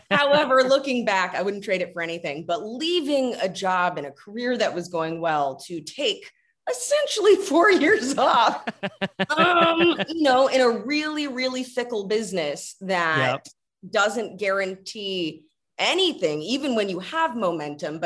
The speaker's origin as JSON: {"language": "English", "town": "Los Angeles", "region": "California", "country": "United States", "tie": "born or raised there", "said": "growing up in Los Angeles, you get sort of pegged as one thing"}